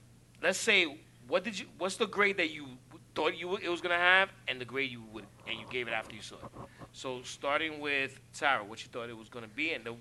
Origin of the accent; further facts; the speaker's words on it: New York City, New York, United States; well, see the, I'm from East Harlem, so yeah.